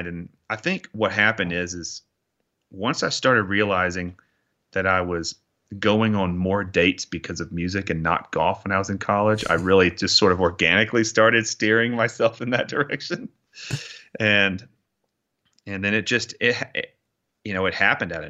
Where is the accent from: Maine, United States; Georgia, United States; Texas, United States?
Georgia, United States; Augusta; moved away as an adult; I loved my growing up in Augusta. It was amazing. It was a perfect place to grow up